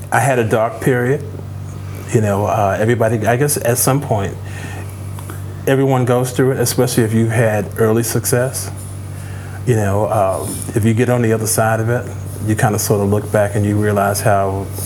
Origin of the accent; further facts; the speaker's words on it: Chicago, Illinois, United States; that's pretty much what, what it was like growing up in Chicago and playing at the warehouse.